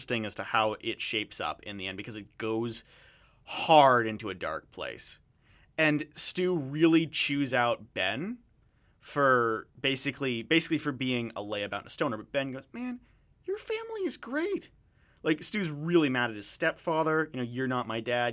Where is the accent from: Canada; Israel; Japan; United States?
Canada; I'm Canadian. I've never lived in the States